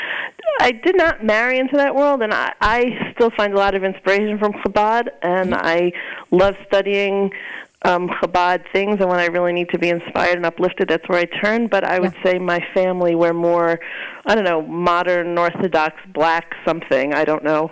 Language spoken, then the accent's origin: English; Long Island, New York, United States; I grew up on Long Island